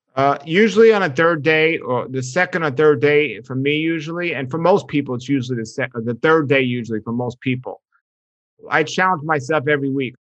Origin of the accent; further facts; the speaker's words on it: New York, United States; moved away; growing up in New York